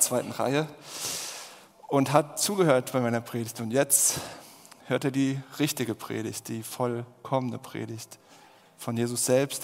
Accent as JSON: {"language": "German", "country": "Germany", "said": "wir sind ja als Deutsche eh sehr kritisch"}